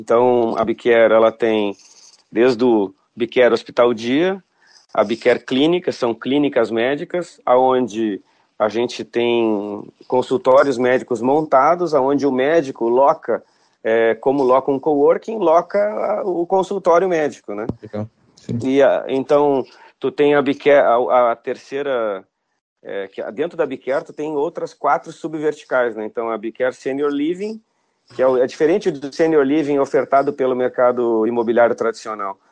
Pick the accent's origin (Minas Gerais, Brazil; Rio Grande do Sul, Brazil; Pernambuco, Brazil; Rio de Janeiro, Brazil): Rio Grande do Sul, Brazil; Porto Alegre; nasci em Porto Alegre né, me formei em engenharia na, na, na, Universidade Federal